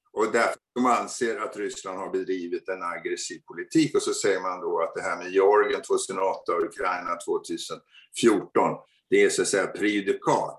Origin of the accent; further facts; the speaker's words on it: Sweden; Vi fina svenskar